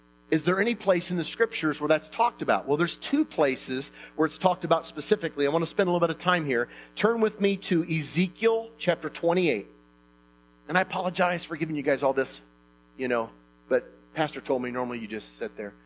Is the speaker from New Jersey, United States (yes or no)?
no; Indiana, United States; I'm from Indiana